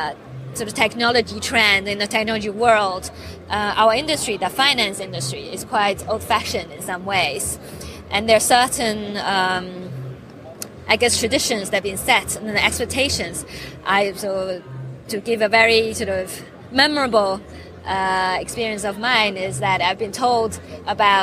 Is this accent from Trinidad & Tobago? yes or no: no; China; now in United Kingdom; I was born in China, grew up in China, and then went to the UK